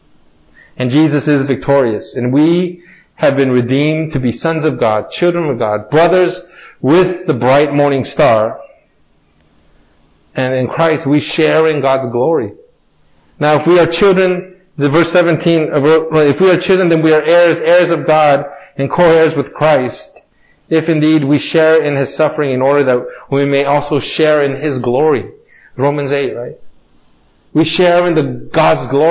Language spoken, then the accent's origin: English; United States; Growing up in America